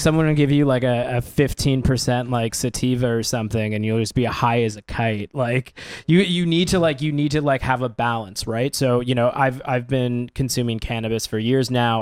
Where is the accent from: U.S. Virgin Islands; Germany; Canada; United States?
Canada; as a Canadian